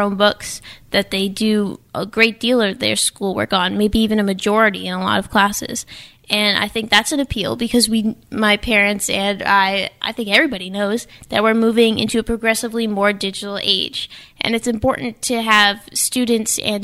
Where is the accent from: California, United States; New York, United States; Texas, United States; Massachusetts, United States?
Massachusetts, United States; New Bedford; also born or lived in Falmouth, Massachusetts; I was born in Falmouth, but I have grown up mostly in New Bedford. So I would say that I'm from here